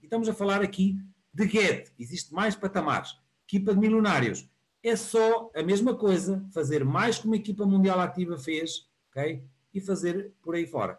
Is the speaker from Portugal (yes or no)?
yes; Porto, Norte, Portugal; eu sou aqui do Porto